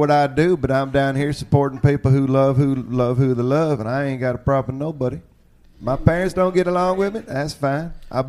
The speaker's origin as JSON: {"language": "English", "region": "Oklahoma", "country": "United States", "said": "And I am white as all get out. I'm from Oklahoma."}